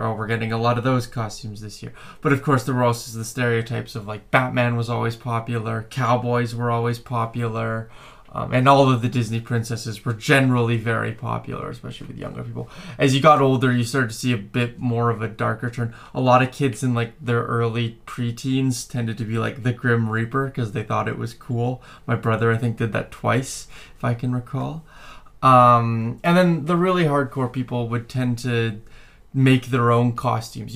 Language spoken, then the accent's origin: English; Canada; I was born and raised in Canada